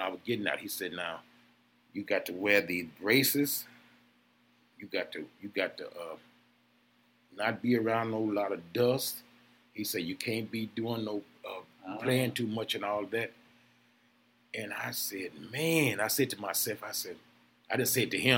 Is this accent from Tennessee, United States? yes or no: yes; Jackson, Tennessee, United States; also born or lived in Memphis, Tennessee; now in Milwaukee, United States; I'm from Jackson, Tennessee